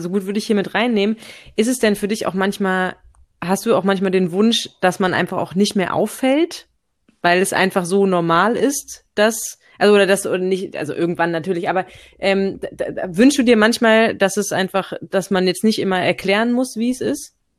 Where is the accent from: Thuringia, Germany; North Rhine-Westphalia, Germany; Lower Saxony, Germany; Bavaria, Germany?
Lower Saxony, Germany; moved away as an adult; also born or lived in Berlin; ich bin groß geworden in Niedersachsen